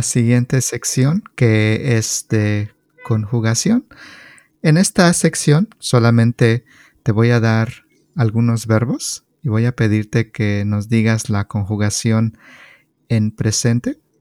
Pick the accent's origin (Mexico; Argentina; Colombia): Mexico; State of Mexico; now in California, United States; Yo soy mexicano. Yo soy de un estado que se llama el Estado de México